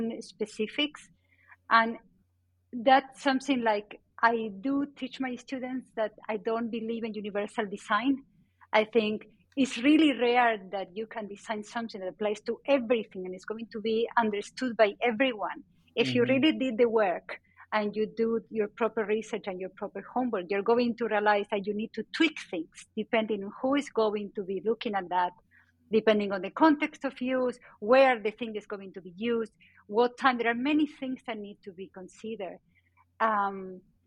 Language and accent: English; Argentina; born or raised there; English is a second language; moved away as an adult; also born or lived in Spain